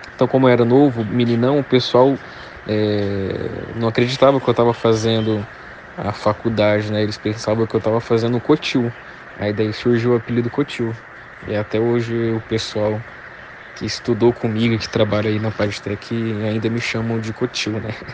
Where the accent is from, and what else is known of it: Brazil